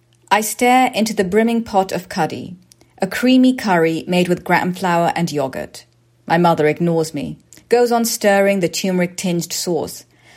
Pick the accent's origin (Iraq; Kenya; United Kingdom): United Kingdom; born there; And so for my parents, after I was born in the UK